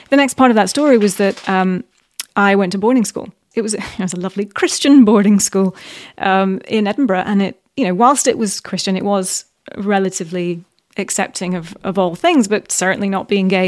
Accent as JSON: {"language": "English", "region": "Middle East", "country": "Bahrain", "tie": "born or raised there", "also_born_or_lived": "Qatar / United Arab Emirates / Saudi Arabia", "said": "So I grew up in the Middle East, actually. Yeah."}